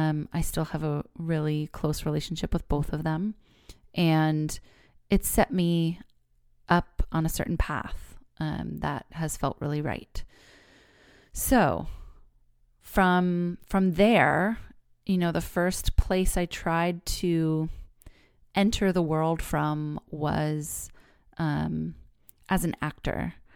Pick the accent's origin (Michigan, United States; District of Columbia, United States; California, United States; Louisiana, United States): California, United States; also born or lived in New York; So I am a fifth generation Californian. I was born here in the Bay Area and was raised here. I went away to college in New York, but I've lived every other years of my life here in California.